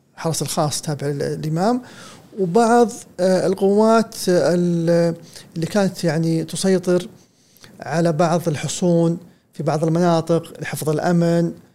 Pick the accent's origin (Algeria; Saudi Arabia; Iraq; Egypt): Saudi Arabia